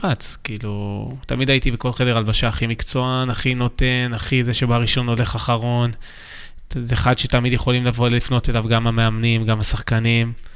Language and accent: Hebrew; Tel Aviv, Tel Aviv District, Israel; גדלתי בתל אביב, ברמת החייל, בשכונה די טובה